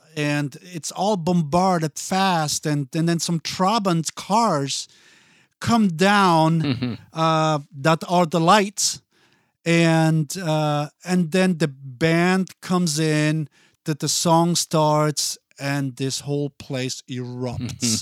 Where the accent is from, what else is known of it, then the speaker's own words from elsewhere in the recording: Basel, Basel-Stadt, Switzerland; first language Italian; English is a second language; moved away as an adult; now in Minneapolis, United States; I grew up there, went to school there, and um, so once I went to kindergarten, that's when I started to learn Swiss